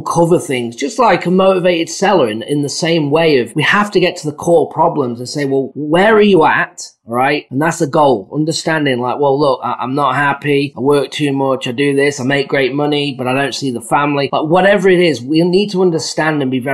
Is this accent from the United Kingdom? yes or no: yes; England, United Kingdom; now in United States; I'm from England